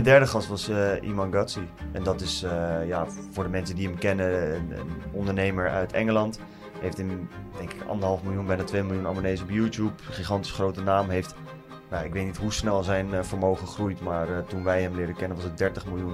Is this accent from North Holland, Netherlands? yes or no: no; Nieuwegein, Utrecht, Netherlands; Ik kom uit Utrecht, in de buurt van Nieuwegein. Eh, altijd altijd in Nieuwegein op school gezeten